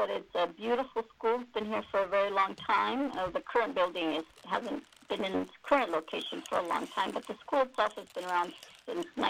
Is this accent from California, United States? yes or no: yes; Modesto, California, United States; also born or lived in El Salvador; now in Sacramento, United States; I grew up in Modesto. I actually came to the United States when I was 10.